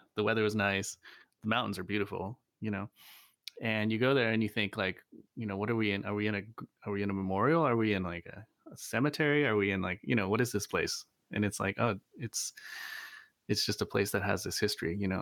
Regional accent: Virginia, United States; moved away; also born or lived in Seattle, Washington / Ithaca, New York; I grew up in Virginia, um, also upstate New York, Ithaca

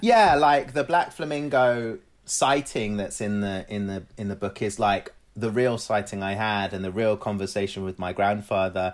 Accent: London, United Kingdom; also born or lived in Glasgow / Cyprus (family); being away from my family in London and feeling even further removed from my family in Cyprus

